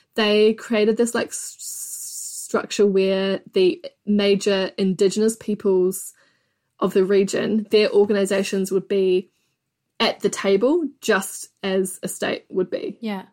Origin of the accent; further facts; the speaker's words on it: New Zealand; I'm from New Zealand